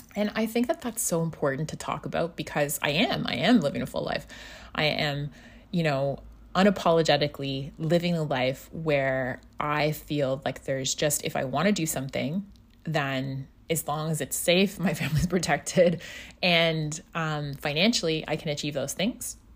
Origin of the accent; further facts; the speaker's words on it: Scotland, United Kingdom; moved away; also born or lived in North America; back home where I grew up in Scotland.